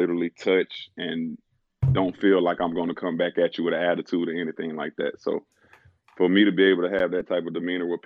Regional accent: Winston-Salem, North Carolina, United States; Being from Winston-Salem

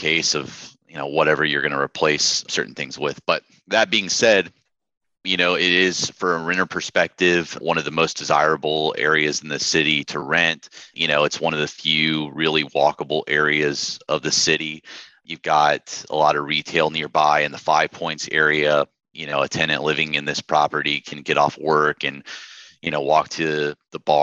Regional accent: Jacksonville, Florida, United States; moved away as an adult; also born or lived in Chicago; born and raised in Jacksonville.

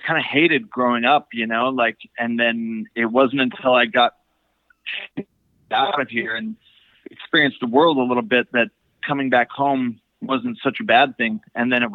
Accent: Utah, United States; also born or lived in Idaho / Colorado; I've spent the majority of my life in Utah, a little bit in Colorado. And so to me, I'm from Utah

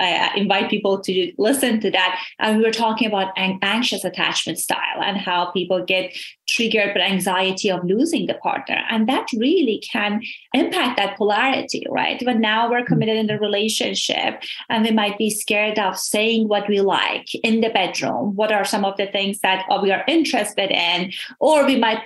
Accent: Iran; moved away; So I immigrated from Iran

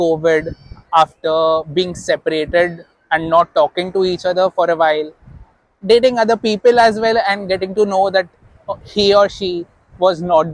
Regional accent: Nagpur, Maharashtra, India; moved away as an adult; also born or lived in Mumbai; I'm from Nagpur, Maharashtra.

